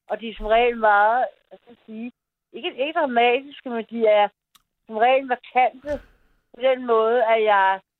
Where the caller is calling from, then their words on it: Copenhagen, Capital Region of Denmark, Denmark; Jeg er fra København.